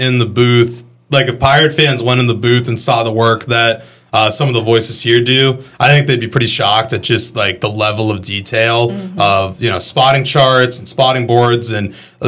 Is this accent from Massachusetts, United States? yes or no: yes; Boston, Massachusetts, United States; moved away as an adult; also born or lived in Montana / Pennsylvania; now in Greenville, United States; I grew up in Boston